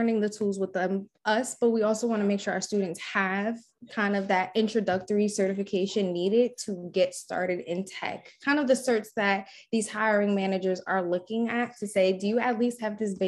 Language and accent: English; Newark, New Jersey, United States; growing up in Newark